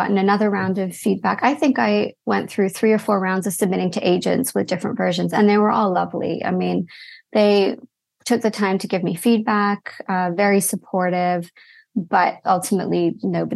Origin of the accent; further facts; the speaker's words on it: Toronto, Ontario, Canada; also born or lived in London; growing up in Canada, but then also having parents who grew up in England